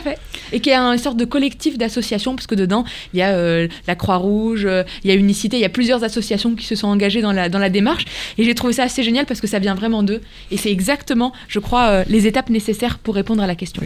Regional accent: Morocco; now in France; moi j'ai grandi au Maroc

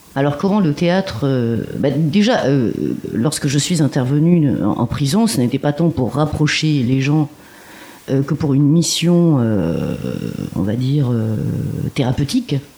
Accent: Marseille, Provence-Alpes-Côte d'Azur, France; now in Montreuil, France; Moi, je suis originaire de Marseille

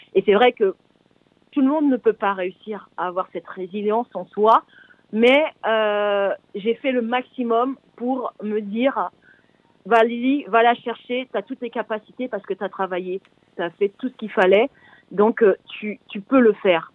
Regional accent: French Guiana; moved away as an adult; also born or lived in Paris; c'est le nom de mon ancien quartier, là où j'ai grandi en Guyane.

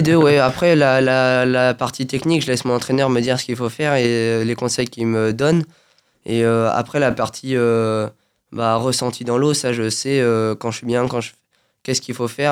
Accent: Saint-Germain-en-Laye, Île-de-France, France; now in Feucherolles, France; Région parisienne, oui. Je suis à Saint-Germain-en-Laye. D'accord. bah, du coup, depuis tout petit, bah, j'ai pas trop bougé.

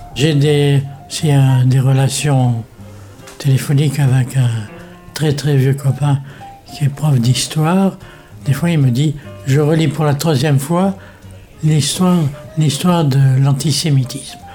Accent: Morocco; now in France; je suis né euh, au Maroc, et mon père importait des instruments de musique

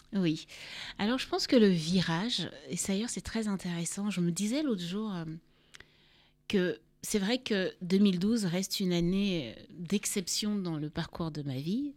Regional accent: Cameroon; moved away as an adult; also born or lived in Paris, France / Yaoundé / Douala / Garoua; now in France; je suis née à Paris, mais j'ai grandi au Cameroun, donc dans différentes villes du Cameroun

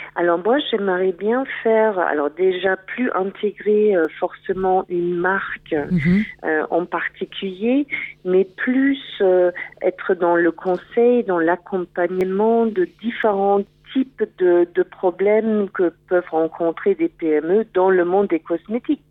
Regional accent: Germany; French is a second language; moved away; je suis allemande.

